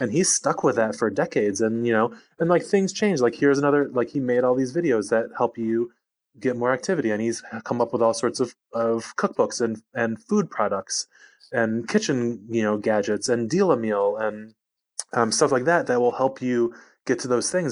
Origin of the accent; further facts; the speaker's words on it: outside Detroit, Michigan, United States; moved away; also born or lived in Los Angeles, United States; I grew up outside Detroit